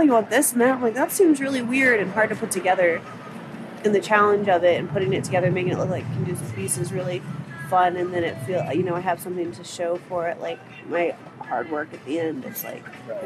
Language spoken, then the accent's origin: English; Arizona, United States; moved away as an adult; also born or lived in North Carolina / Salt Lake City, Utah; I'm from Arizona.